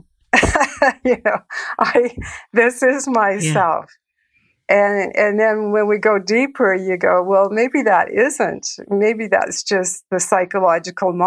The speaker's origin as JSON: {"language": "English", "town": "Calgary", "region": "Alberta", "country": "Canada", "tie": "born or raised there", "said": "I grew up in a city called Calgary"}